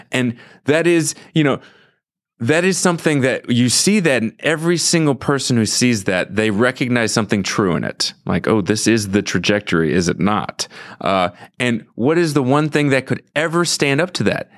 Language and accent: English; St. Louis, Missouri, United States; I grew up in Saint Louis